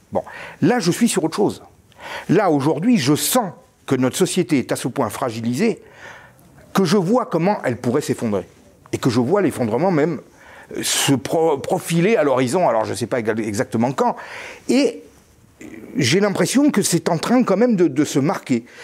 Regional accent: France; en tant que Français

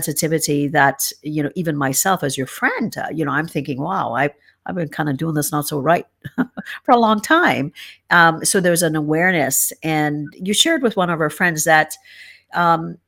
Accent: Trinidad & Tobago; now in Canada; I'm from Trinidad and Tobago, and I know that's my nationality, but my background is Middle Eastern and Indian, and your nationality obviously is Canadian, now that mine is as well.

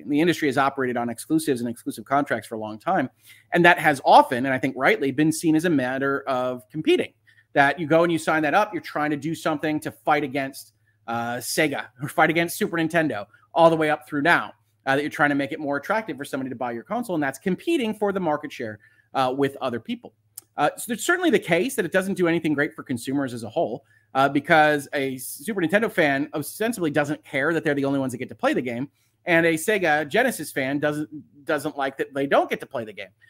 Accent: United States; That would be my hometown, the United States.

